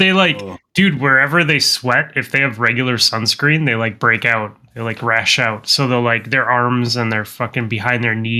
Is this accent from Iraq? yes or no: no; Midwest, United States; See, I'm from the Midwest